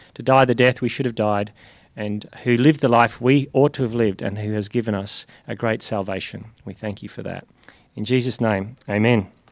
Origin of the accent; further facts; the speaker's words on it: Northern Ireland, United Kingdom; moved away; I come from Northern Ireland where everyone was Christian in a funny, vague way